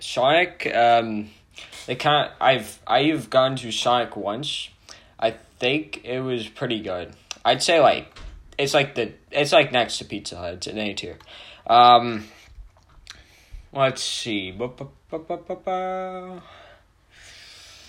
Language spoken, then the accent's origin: English; Canada; I'm actually Canadian